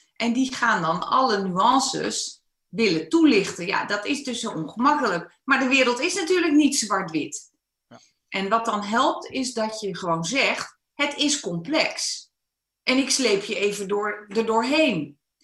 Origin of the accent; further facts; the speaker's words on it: Netherlands; Ik ben wel een Nederlander